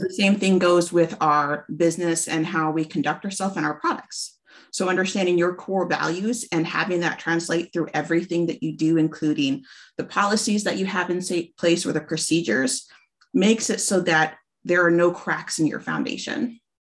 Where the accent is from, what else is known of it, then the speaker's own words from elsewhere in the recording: Alaska, United States; moved away as an adult; now in Washington, United States; originally from Alaska. Um, we moved down to Washington a couple years ago